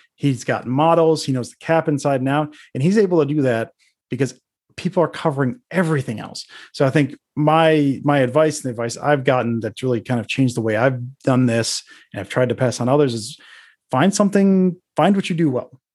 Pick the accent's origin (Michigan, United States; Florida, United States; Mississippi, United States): Michigan, United States; Detroit; moved away; I'm from the Detroit area initially. My family's from Michigan